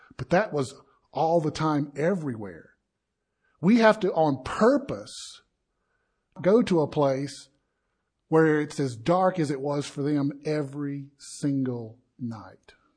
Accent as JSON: {"language": "English", "region": "the South", "country": "United States", "said": "I am from the South"}